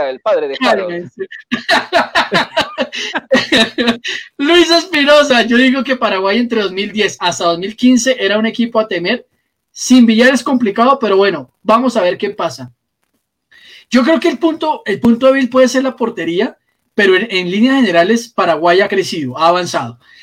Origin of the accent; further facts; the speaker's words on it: Colombia; aquí en Colombia